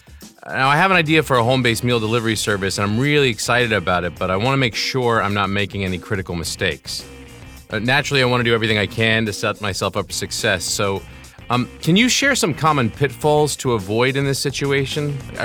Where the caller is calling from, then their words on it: New York, United States; I'm calling from New York.